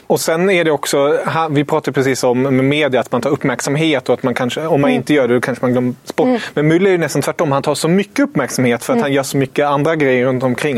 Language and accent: Swedish; Germany; moved away; som tysk